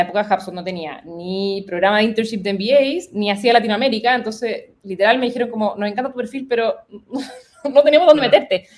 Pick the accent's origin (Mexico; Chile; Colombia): Chile; moved away; also born or lived in United States